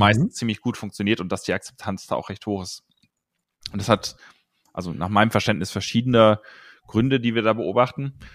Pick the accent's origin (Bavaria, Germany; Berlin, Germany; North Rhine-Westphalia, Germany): North Rhine-Westphalia, Germany; near Cologne; now in Munich, Germany; ich komme eigentlich aus, ähm, aus der Nähe von Köln, aus dem Rheinland